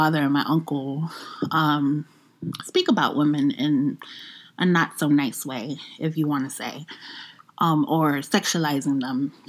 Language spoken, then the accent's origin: English; New York, United States; I'm from the Bronx